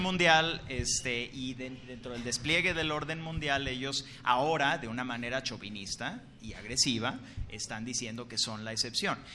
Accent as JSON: {"language": "Spanish", "country": "Mexico", "said": "como mexicanos"}